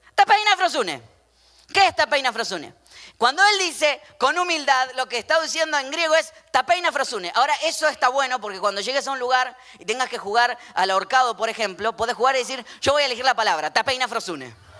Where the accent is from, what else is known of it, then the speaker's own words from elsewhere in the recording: Argentina; como yo, argentino